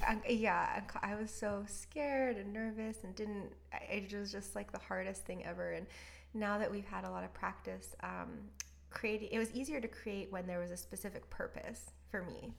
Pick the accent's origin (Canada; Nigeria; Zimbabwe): Canada; moved away as an adult; also born or lived in Orange County, California; being a Canadian